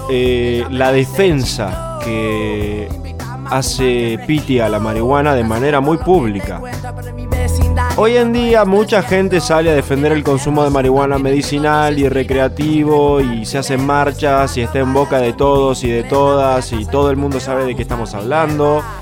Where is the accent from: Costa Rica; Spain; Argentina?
Argentina; como argentinos